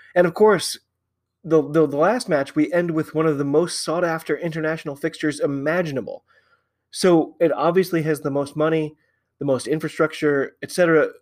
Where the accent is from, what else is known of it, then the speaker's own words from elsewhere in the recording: United States; I'm an American